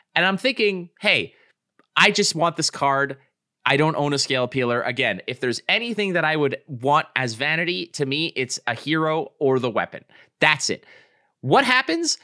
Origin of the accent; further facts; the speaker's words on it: Montreal, Quebec, Canada; I grew up in Montreal